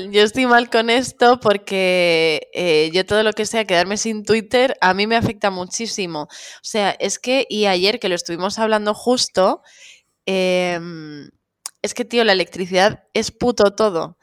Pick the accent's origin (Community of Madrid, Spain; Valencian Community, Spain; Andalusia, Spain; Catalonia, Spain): Catalonia, Spain; ¡Yo soy catalana!